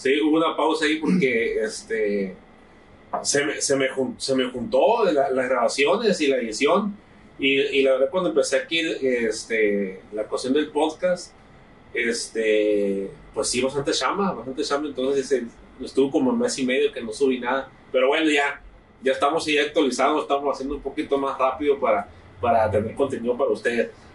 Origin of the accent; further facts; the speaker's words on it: Santa Rosalía, Baja California Sur, Mexico; mi rancho, de mi pueblo, de Santa Rosalía, Baja